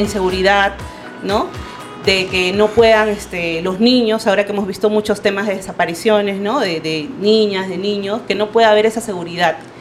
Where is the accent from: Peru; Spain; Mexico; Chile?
Peru; Lima; yo eh, soy de Villa El Salvador